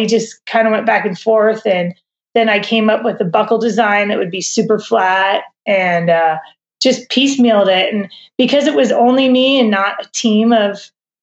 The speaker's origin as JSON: {"language": "English", "region": "Southern California", "country": "United States", "tie": "born or raised there", "also_born_or_lived": "Boulder, Colorado / New York", "moved": "as an adult", "lives_now": "Bozeman, United States", "said": "I grew up in Southern California"}